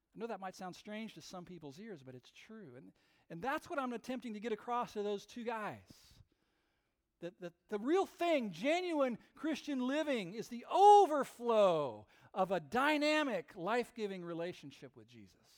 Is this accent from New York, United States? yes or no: no; West Coast, near Napa Valley, California, United States; I grew up on the West Coast, not that far from Napa Valley